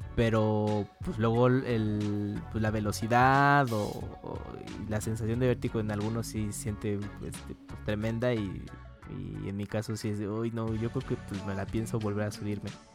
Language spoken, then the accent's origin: Spanish; Mexico; éramos como tres mexicanos